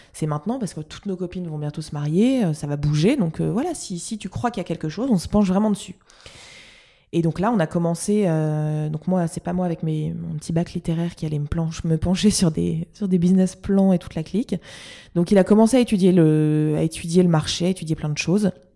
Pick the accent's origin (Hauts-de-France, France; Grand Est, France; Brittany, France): Hauts-de-France, France; Lille; je suis lilloise